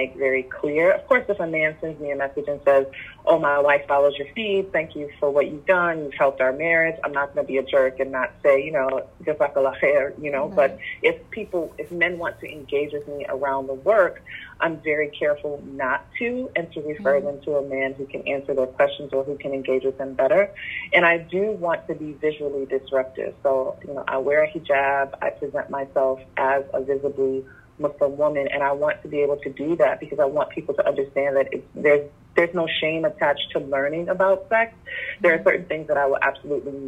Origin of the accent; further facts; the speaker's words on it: Detroit, Michigan, United States; moved away as an adult; also born or lived in Phoenix, Arizona; Detroit. That's my hometown.